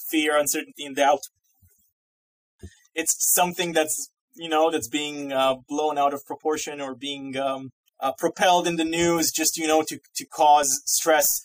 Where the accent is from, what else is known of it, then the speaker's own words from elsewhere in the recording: Massachusetts, United States; And I am from Massachusetts, right outside of Boston. So here in New England, it's just called winter.